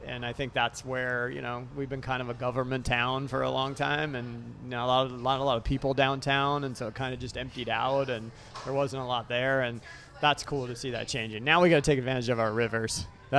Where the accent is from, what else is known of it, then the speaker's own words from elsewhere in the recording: Sacramento, California, United States; I'm a native Sacramentan. So I grew up in South Sacramento.